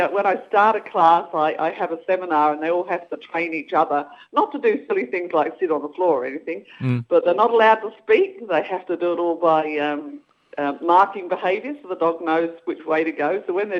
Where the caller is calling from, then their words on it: Stoneville, Western Australia, Australia; I'm calling from Stoneville, which is east of Perth in WA.